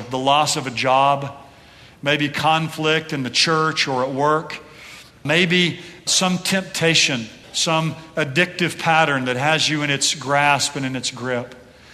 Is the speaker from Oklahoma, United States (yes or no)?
yes; Oklahoma City, Oklahoma, United States; we're from Oklahoma City.